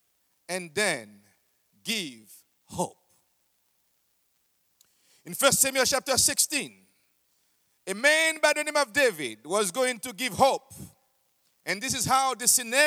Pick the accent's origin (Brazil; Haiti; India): Haiti